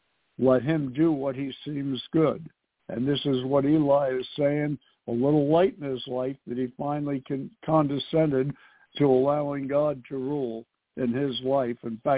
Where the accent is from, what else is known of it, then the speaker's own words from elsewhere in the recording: New York City, New York, United States; I was born and raised in New York City.